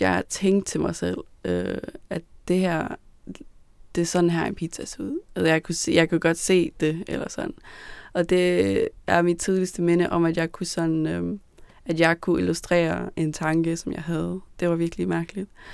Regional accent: Copenhagen, Capital Region of Denmark, Denmark; da jeg blev født i København. Der voksede jeg op i, på Amager

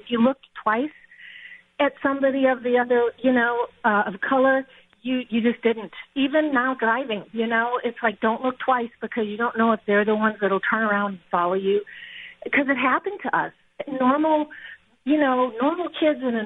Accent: Milwaukee, Wisconsin, United States; grew up in Milwaukee. My family, we're still there

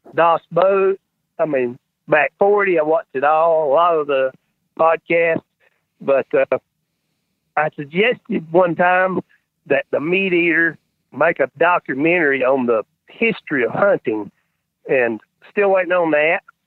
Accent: North Carolina, United States; I'm North Carolina

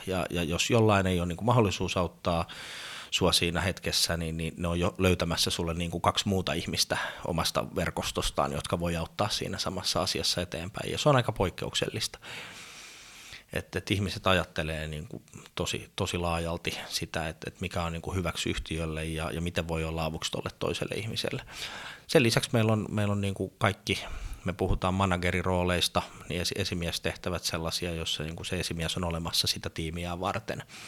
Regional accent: Sastamala, Pirkanmaa, Finland; moved away; also born or lived in Helsinki; Mä oon kotoisin Sastamalasta, pieneltä paikkakunnalta yrittäjäperheestä

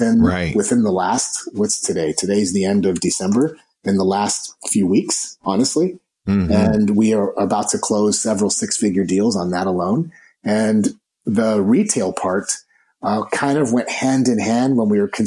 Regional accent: Los Angeles, California, United States; I was born in East Los Angeles, Hispanic family, grandparents were immigrants.

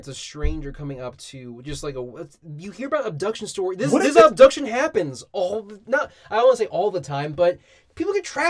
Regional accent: United States; We're American.

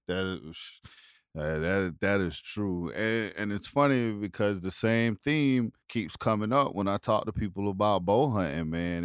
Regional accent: South Carolina, United States; where I grew up in South Carolina

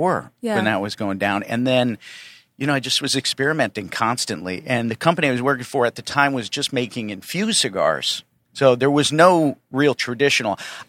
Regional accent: Connecticut, United States; moved away as an adult; also born or lived in Nicaragua; being from Connecticut

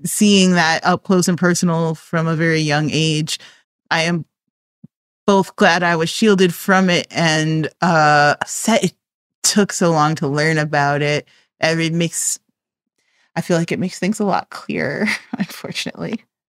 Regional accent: Chicago, Illinois, United States; I am from Chicago

